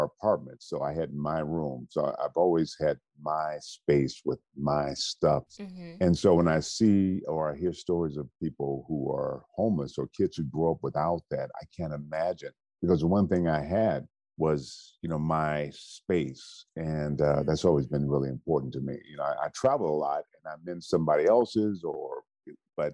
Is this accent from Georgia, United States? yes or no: no; Benton Harbor, Michigan, United States; I was born in Benton Harbor, Michigan